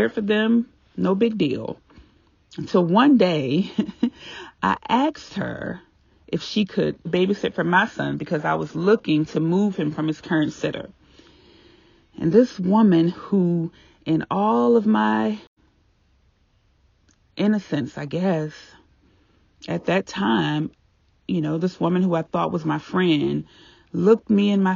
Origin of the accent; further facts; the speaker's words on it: Virginia, United States; moved away; I was still living in my hometown, small town Virginia